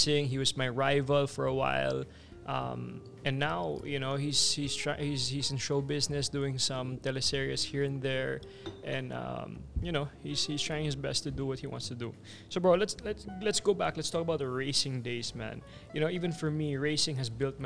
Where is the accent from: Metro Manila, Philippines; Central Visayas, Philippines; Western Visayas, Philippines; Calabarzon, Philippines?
Central Visayas, Philippines; Cebu; moved away; also born or lived in Manila; I was a kid from Cebu